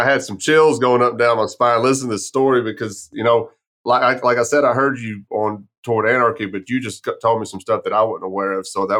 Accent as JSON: {"language": "English", "town": "Grape Creek", "region": "Texas", "country": "United States", "tie": "born or raised there", "also_born_or_lived": "San Angelo, Texas", "said": "I grew up in West Texas, and it was, I don't remember, there may have been one kid in school, like when I was in school in West Texas, it went from kindergarten through eighth grade, and then you went to San Angelo for junior high"}